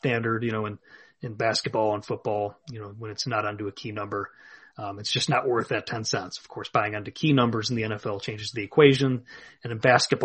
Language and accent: English; Illinois, United States; here in my home state of Illinois